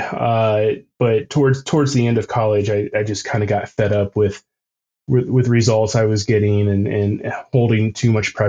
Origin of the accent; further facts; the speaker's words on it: Midwest, United States; moved away as an adult; also born or lived in Seattle; now in Colorado, United States; back when I was growing up in the Midwest.